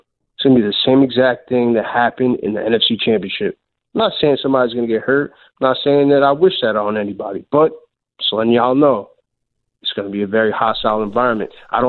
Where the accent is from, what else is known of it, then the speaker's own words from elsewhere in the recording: New York, United States; now in Philadelphia, United States; I'm from New York. I live in Philly.